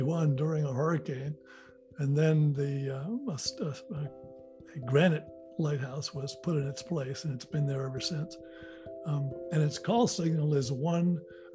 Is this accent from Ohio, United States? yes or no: no; Marion, Massachusetts, United States; We bought a place in Marion, Mass. And there was a seasonal creek that ran through part of the property. And I would just spend hours, just hours, playing there as a little boy